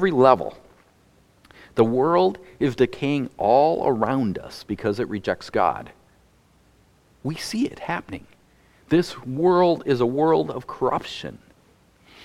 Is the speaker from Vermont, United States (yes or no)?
no; North Dakota, United States; moved away; I grew up in North Dakota